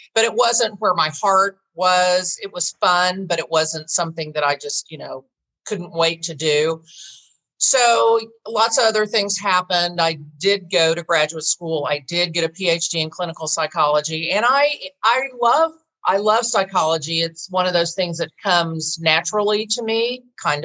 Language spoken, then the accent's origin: English; Tulsa, Oklahoma, United States; moved away; I was born and raised in Tulsa, left like most people